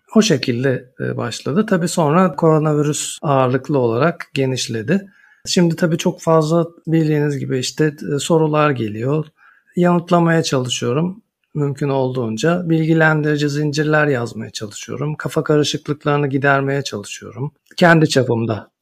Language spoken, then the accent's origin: Turkish; Istanbul, Turkey; moved away as an adult; also born or lived in Ankara / Munich / Freiburg / Basel; Ankara doğumluyum. Çocukluğum İstanbul'da geçti